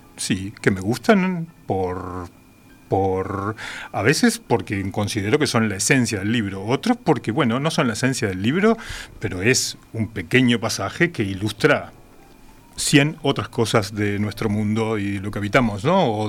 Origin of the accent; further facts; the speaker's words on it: Montevideo, Uruguay; also born or lived in San Carlos; Con dos años ya estaba en Montevideo